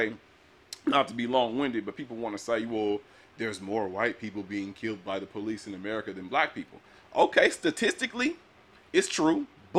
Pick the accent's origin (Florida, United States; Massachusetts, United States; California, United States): California, United States; Pomona; I grew up in Pomona.